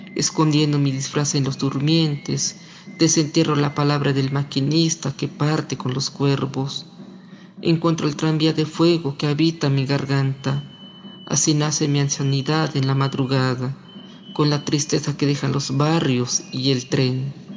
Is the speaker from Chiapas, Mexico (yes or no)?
yes; San Juan Chamula, Chiapas, Mexico; soy originario de San Juan Chamula, hablo la lengua tzotzil